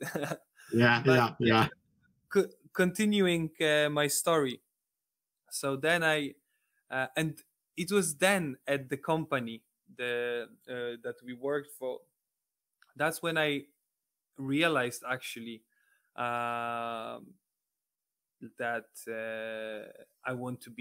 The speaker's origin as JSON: {"language": "English", "country": "Poland", "second_language": "English", "moved": "as an adult", "lives_now": "United Kingdom", "said": "I'm from Poland, and actually not from a big city like Warsaw or Gdańsk, Poznań, or Krakow. I'm from rather, you know, small city like 100,000 inhabitants."}